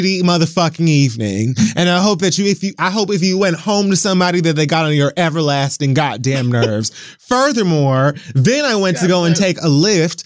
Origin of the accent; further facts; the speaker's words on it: Miami, Florida, United States; moved away; being away from my hometown has allowed me to appreciate it far, far, far more than when I lived here.